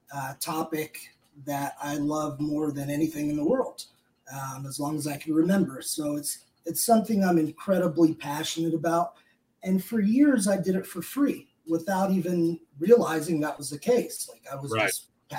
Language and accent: English; Richmond, Virginia, United States; moved away; I was down in my hometown of Richmond, Virginia.